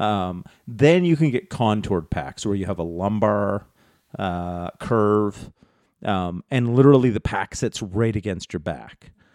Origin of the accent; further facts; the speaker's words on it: Canada; we're Canadian.